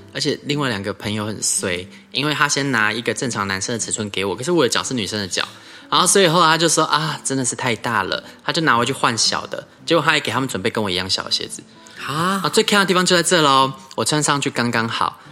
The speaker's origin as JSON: {"language": "Chinese", "country": "Taiwan", "said": "日本是一个离台湾这么近的国家，我们台湾人得天独厚的，我们去日本很方便"}